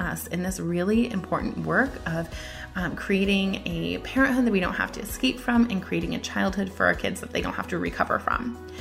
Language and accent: English; Midwest, United States; I'm from the Midwest